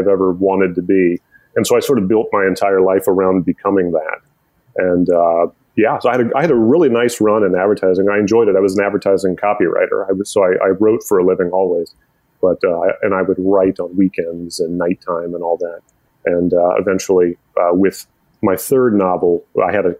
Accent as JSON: {"language": "English", "town": "Omaha", "region": "Nebraska", "country": "United States", "tie": "born or raised there", "also_born_or_lived": "Arlington", "moved": "as an adult", "lives_now": "Baltimore, United States", "said": "I am from Omaha, Nebraska, originally. I'm very Midwestern."}